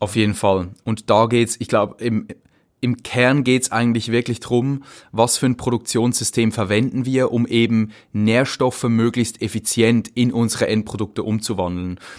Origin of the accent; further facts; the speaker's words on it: Zürcher Weinland, near Winterthur, Zurich, Switzerland; also born or lived in St. Gallen; ich bin im Zürcher Weinland aufgewachsen, ähm, im Dorf. Das ist nicht weit von Winterthur.